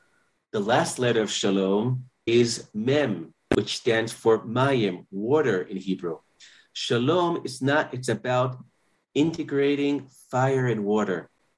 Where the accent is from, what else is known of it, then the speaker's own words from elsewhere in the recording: New York City, New York, United States; now in Otniel, Israel; I grew up in Manhattan, but I moved to Israel in 1993.